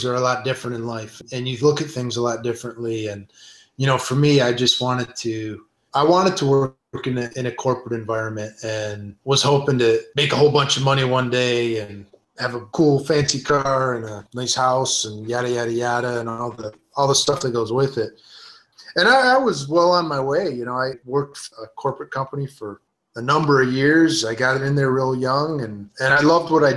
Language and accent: English; Detroit, Michigan, United States; I'm, you know, born and raised in Detroit